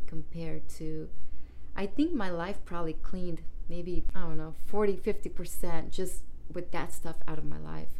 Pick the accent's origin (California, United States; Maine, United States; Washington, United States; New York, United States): California, United States; East Palo Alto; moved away as an adult; also born or lived in Redwood City / Oakland / San Jose / Santa Rosa; I moved out of my hometown, East Palo Alto